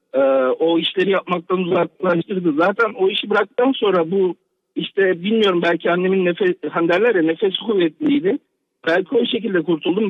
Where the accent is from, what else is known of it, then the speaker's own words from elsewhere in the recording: Ankara, Turkey; moved away as an adult; also born or lived in Kırıkkale; now in Toronto, Canada; Normalde Kırıkkale'liyim. Doğma büyüme Ankara'da yaşadım.